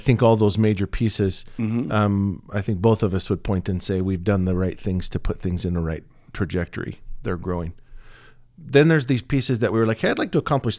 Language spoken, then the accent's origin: English; Pacific Northwest, United States; I was raised in the Northwest, spent all of my adult life up until the last few years in the Northwest, and coffee in the Northwest is a religion.